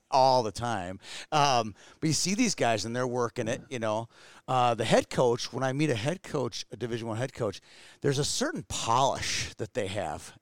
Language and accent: English; Twin Cities, Minnesota, United States; me growing up in the Twin Cities